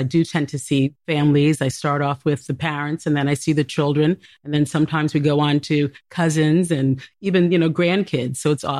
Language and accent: English; New York City, New York, United States; I grew up in New York City.